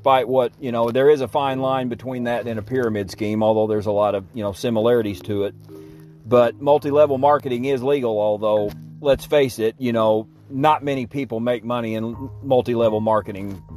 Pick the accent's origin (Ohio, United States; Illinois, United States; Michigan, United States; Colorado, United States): Illinois, United States; my home state of Illinois